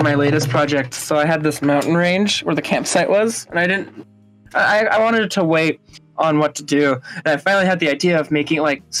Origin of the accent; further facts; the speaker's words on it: Minnesota, United States; But I grew up in a smaller city in Minnesota, actually. So I was born there and I've moved back and forth in such.